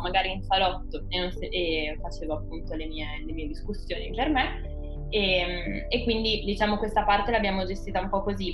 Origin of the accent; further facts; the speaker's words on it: Piacenza, Emilia-Romagna, Italy; moved away as an adult; now in Bologna, Italy; Io sono di Piacenza